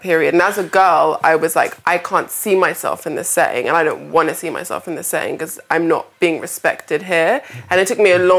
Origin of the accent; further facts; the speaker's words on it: London, United Kingdom; I grew up in Peckham